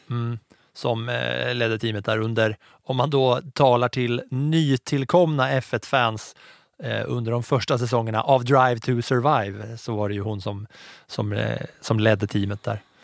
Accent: Katrineholm, Södermanland, Sweden; jag växte upp i Katrineholm

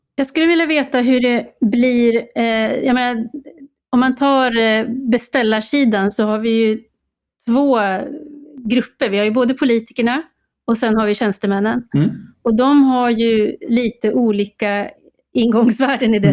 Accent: Uppsala, Uppsala County, Sweden; jag har ju lite erfarenhet från kommunalpolitiken i min hemstad Uppsala

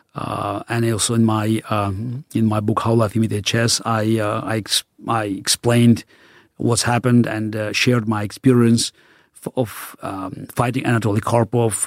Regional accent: Baku, Azerbaijan; first language Russian; English is a second language; moved away; I grew up in the Soviet Union in the city of Baku, which was a, very multi-ethnic city.

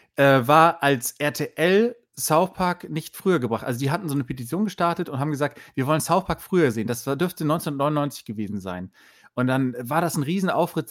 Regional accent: Bremen, Germany; ich komme aus Bremen

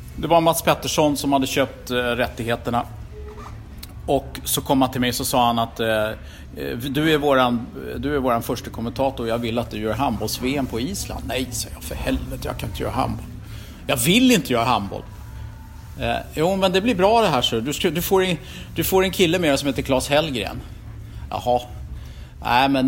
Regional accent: Stockholm, Stockholm County, Sweden; Jag var ju från Rågsved, förortskille

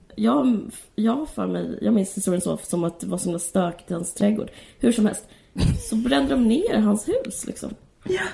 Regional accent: Simrishamn, Skåne, Sweden; jag bodde utanför Simrishamn

